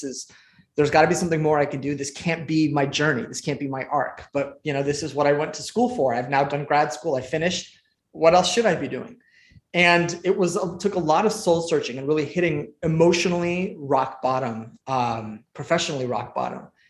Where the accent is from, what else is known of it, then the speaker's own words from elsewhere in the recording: Santa Monica, California, United States; also born or lived in Iran; I grew up in Southern California, in Santa Monica, actually, not too far from the UCLA campus